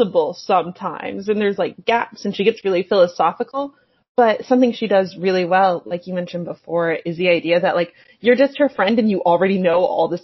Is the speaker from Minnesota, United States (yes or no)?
no; West Virginia, United States; I'm from West Virginia